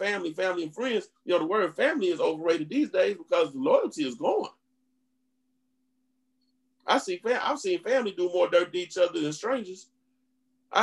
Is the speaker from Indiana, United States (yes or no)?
yes; Indiana, United States; moved away; I'm originally from Indiana